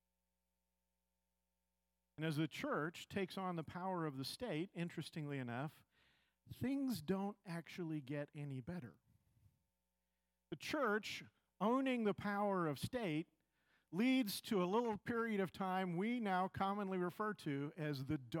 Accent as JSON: {"language": "English", "country": "United States", "said": "We, as American Christians"}